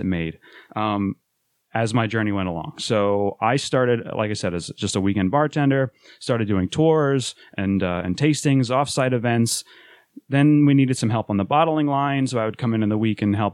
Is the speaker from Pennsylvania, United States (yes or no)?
no; Rochester, New York, United States; moved away as an adult; now in Philadelphia, United States; We're from Rochester, New York. I had to make the move to Philadelphia last year